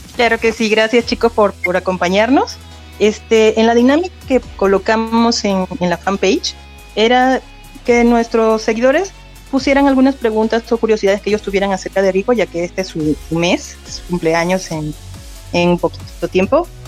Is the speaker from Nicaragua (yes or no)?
no; Mexico; soy de México.